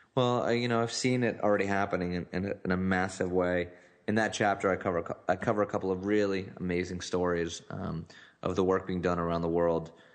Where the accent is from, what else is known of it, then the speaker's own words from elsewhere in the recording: Newtown, Connecticut, United States; was in Newtown, Connecticut, which is the, the site of the Sandy Hook shooting and it's actually my hometown